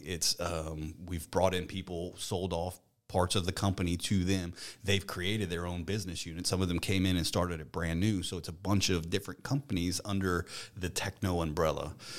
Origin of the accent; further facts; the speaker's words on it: Eunice, Louisiana, United States; I was born in Eunice, um, and actually my family's from there.